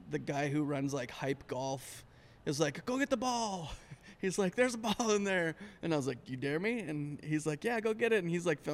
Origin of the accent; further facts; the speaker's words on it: Alberta, Canada; moved away; I grew up in Canada.